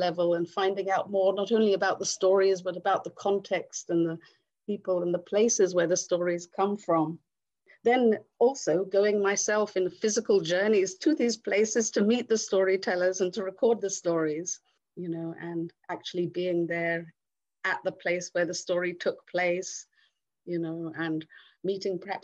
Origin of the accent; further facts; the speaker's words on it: England, United Kingdom; also born or lived in India; I'm actually from England. I'm English, but I'm born in India